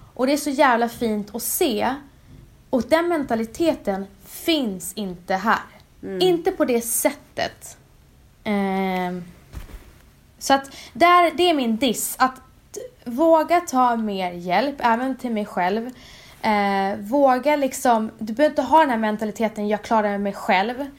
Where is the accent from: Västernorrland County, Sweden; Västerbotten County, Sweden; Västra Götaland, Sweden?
Västerbotten County, Sweden; Umeå; moved away; also born or lived in Stockholm / New York; Jag kommer från Umeå. Eh, vux växte upp där och sen flyttade